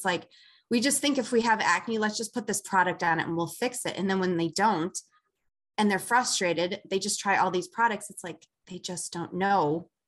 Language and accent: English; Chicago, Illinois, United States; I'm from Chicago.